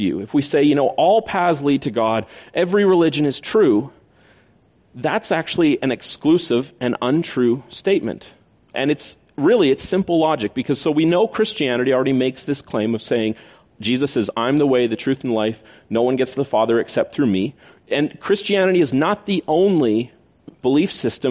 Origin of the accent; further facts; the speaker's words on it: Canada; We're Canadian